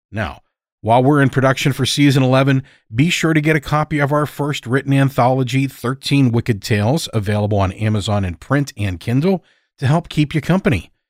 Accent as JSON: {"language": "English", "region": "Wales", "country": "United Kingdom", "said": "I'm a storyteller from Wales in the UK."}